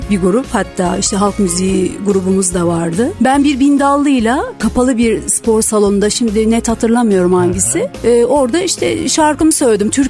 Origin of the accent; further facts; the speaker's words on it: Eskişehir, Turkey; Evet Eskişehirliyim ama ee, Tatar değilim